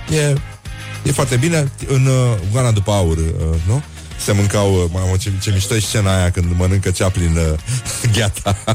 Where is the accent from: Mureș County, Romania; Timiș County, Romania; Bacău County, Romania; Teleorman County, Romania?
Teleorman County, Romania; Nu, tati, sunt din Telorman, zic eu.